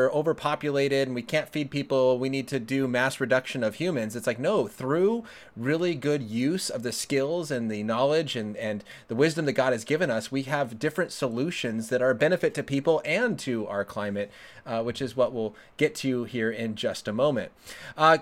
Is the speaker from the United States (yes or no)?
yes; Colorado, United States; I was born and raised in Colorado